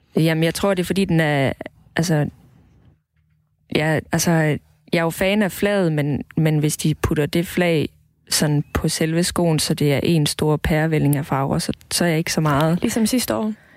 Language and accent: Danish; Southern Jutland, Southern Denmark, Denmark; now in Roskilde, Denmark; jeg kommer fra Sønderjylland, hvor der ikke er den største befolkning af homoseksuelle, så jeg havde ikke rigtig nogen at spejle mig